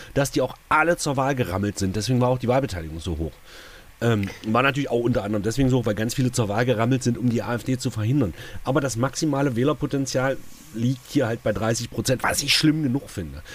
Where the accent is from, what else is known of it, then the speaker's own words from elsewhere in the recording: Saxony-Anhalt, Germany; hier gerade bei uns in Sachsen-Anhalt